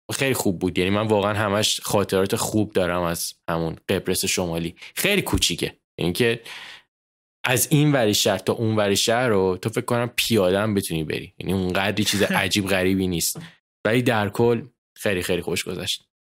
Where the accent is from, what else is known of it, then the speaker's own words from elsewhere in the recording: Iran; moved away as an adult; also born or lived in Dubai / United States; من و مامان بابام ستایی با هم دیگه سال 2013 از ایران اومدیم بیرون